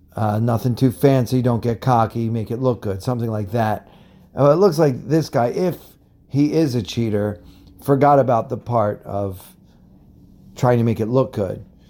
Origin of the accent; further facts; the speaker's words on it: United States; I am from America